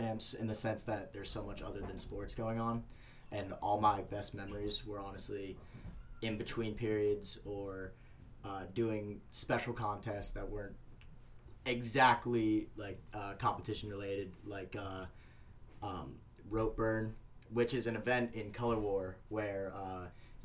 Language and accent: English; Pittsburgh, Pennsylvania, United States; I'm from Pittsburgh, Pennsylvania